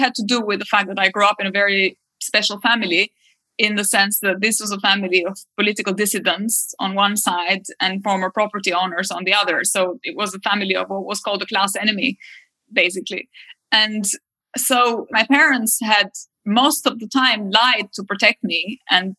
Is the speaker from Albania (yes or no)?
yes; Albania; when I grew up in Albania in the 80s, the country was very isolated